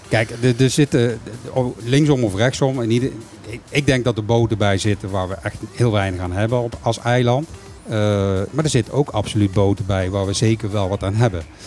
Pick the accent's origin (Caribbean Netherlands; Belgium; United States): Caribbean Netherlands; ik ben een bewoner van Bonaire